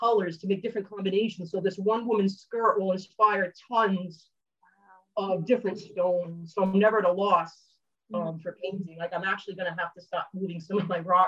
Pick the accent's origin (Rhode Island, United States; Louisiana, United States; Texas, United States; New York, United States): Rhode Island, United States; I'm from New England and Rhode Island